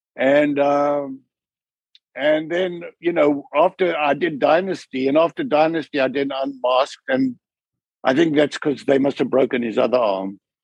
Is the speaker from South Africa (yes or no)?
yes; South Africa; moved away; growing up in South Africa